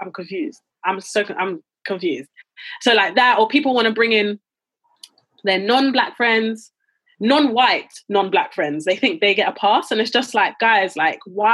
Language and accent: English; United Kingdom; I would consider myself Black British before I say I'm Nigerian